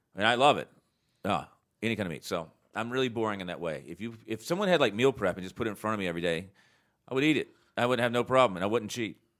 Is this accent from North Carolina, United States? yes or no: yes; North Carolina, United States; I was raised here in North Carolina